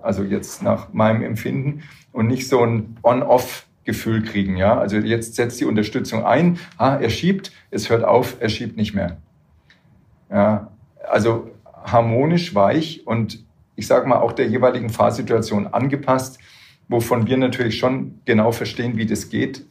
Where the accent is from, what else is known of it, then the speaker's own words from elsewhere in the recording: Würzburg, Bavaria, Germany; ich komme aus Würzburg, da ist es hügelig